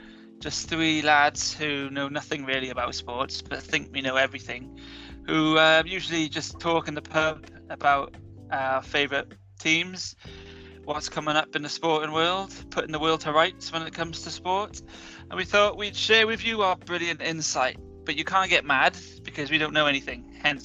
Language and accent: English; just outside of Boston, Massachusetts, United States; now in Barry, United Kingdom; I'm a massive Patriots fan because I grew up just outside of Boston in the US of A.